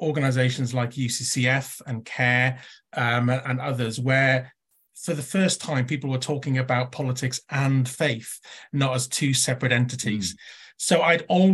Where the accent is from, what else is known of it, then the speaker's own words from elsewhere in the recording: Llanelli, Wales, United Kingdom; growing up when I did, where I did, seeing the effects of the 1980s deindustrialization of the old Welsh mining valleys and old industrial towns. My Llanelli was a tin plate town.